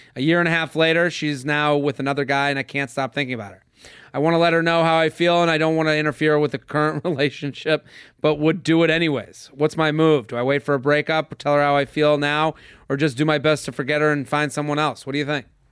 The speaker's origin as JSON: {"language": "English", "town": "Boston", "region": "Massachusetts", "country": "United States", "said": "I'm from Boston. We, I used to go to Maine every summer"}